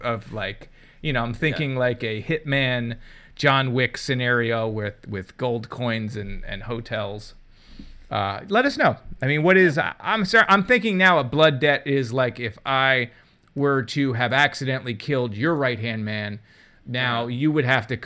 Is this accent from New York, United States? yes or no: no; New Jersey, United States; I was from New Jersey. I went to Pennsylvania for my first college